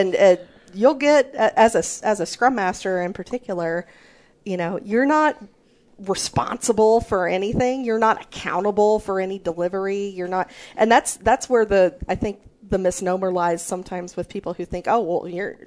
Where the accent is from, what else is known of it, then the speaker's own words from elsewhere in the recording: near St. Louis, Missouri, United States; When I was growing up, I grew up near St. Louis, Missouri, and we had Six Flags there.